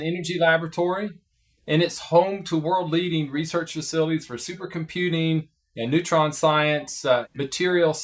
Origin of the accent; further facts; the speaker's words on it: Prestonsburg, Kentucky, United States; moved away as an adult; now in Oak Ridge, United States; I grew up in a small town in Kentucky, just about 200 miles from Oak Ridge, called Prestonsburg, Kentucky